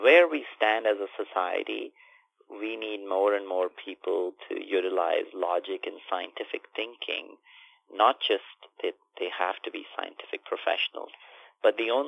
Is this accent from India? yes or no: yes; India; I grew up in India in a semi-rural town with limited sets of resources